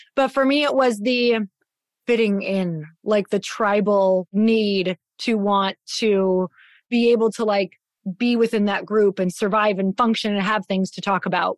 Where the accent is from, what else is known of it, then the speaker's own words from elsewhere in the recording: Midwest, United States; now in Scottsdale, United States; growing up in the Midwest